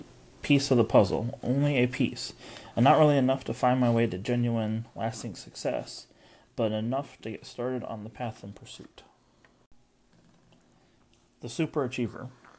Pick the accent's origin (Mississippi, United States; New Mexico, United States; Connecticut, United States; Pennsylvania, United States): New Mexico, United States; Albuquerque; I was born and raised in Albuquerque. My dad died when my brother, sister, and I were just kids, and somehow my mom held everything together.